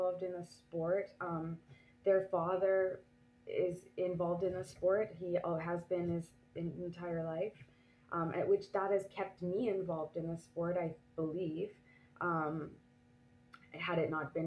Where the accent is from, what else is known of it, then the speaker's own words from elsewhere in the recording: Canada; now in France; I am Canadian anyways, I have been living here for a while